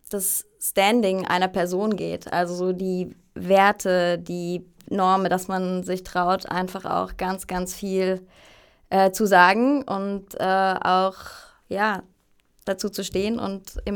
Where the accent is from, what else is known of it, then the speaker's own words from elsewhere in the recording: Freiburg im Breisgau, Baden-Württemberg, Germany; born there; also ich bin ursprünglich aus Deutschland, wie man vielleicht hören kann. Ähm, geboren in Freiburg im Breisgau, ganz im Süden von Deutschland.